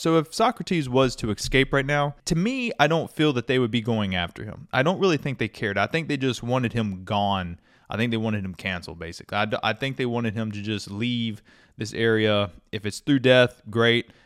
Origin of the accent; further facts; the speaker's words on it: United States; as an American, I've grown up with that kind of more American attitude